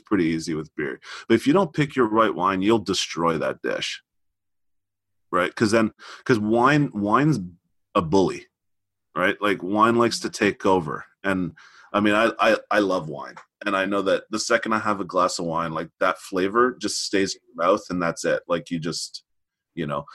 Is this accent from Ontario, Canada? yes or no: no; Montreal, Quebec, Canada; I'm from Montreal